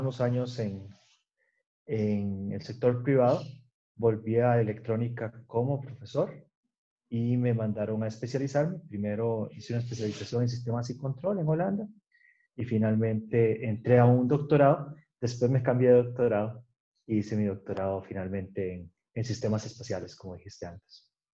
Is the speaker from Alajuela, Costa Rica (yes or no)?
yes; San Ramón, Alajuela, Costa Rica; also born or lived in Netherlands; yo soy de San Ramón de Arajuela, estudié en la escuela laboratorio en San Ramón